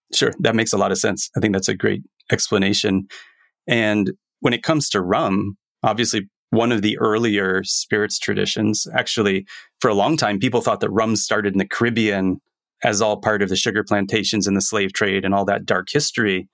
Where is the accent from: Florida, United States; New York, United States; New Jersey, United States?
Florida, United States; moved away as an adult; now in Japan; Growing up in Florida, university days